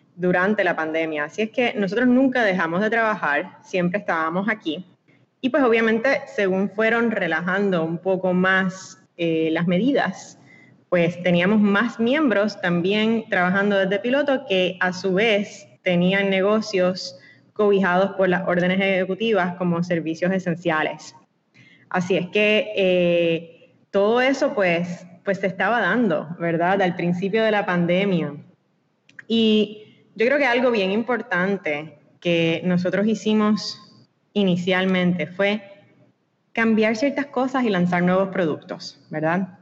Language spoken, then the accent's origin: Spanish; Puerto Rico; Nosotros todos, yo creo, como puertorriqueños, nos sentimos bien puertorriqueños